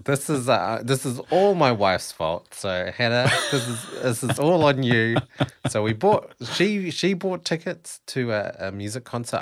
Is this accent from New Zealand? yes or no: yes; New Zealand; now in Melbourne, Australia; I am actually a Kiwi.